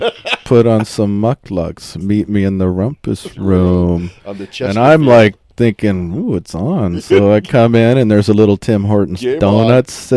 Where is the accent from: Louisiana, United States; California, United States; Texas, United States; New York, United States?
Texas, United States; moved away; I grew up in Texas